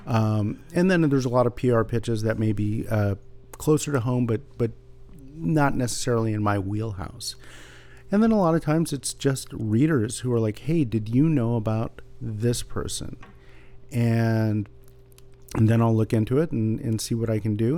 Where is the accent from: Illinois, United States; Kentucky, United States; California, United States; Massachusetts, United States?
California, United States; San Jose; also born or lived in Santa Barbara; I grew up in San Jose reading Lee Weimars like so many other people did